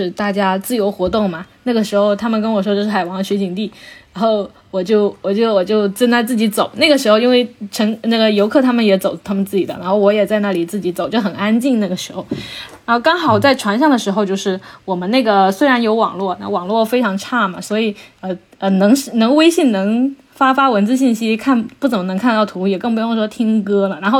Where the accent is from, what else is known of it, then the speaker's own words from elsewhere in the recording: Sweden; 我们我们我们瑞典人觉得这根本就不是什么事情。